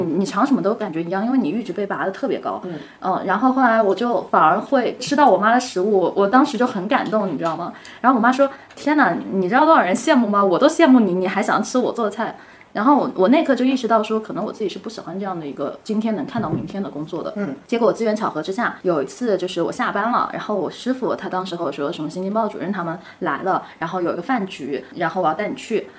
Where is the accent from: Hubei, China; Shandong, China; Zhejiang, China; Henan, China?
Zhejiang, China; Hangzhou; 我杭州人